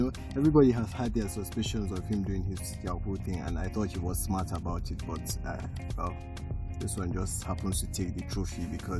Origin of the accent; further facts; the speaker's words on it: Kaduna, Kaduna State, Nigeria; also born or lived in Katsina; Okay, I'm …. I live in Kaduna. I'm from Katsina.